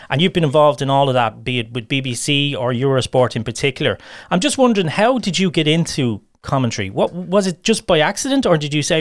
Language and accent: English; Ireland; I was brought up on World of Sport, even though I was based here in Ireland.